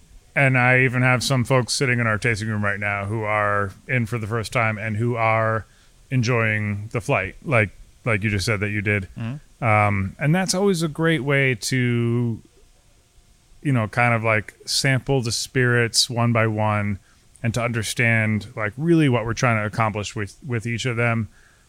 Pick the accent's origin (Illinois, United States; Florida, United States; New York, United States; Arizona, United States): New York, United States; Albany; also born or lived in Clifton Park, New York; I'm from Albany, you know, so just like 30 minutes north of or south of here.